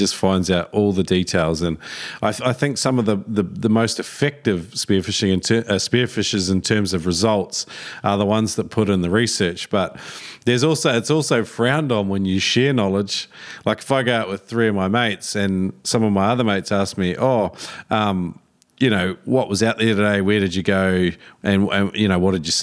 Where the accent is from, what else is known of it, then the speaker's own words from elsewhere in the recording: New Zealand; now in Australia; I grew up in New Zealand and moved to Australia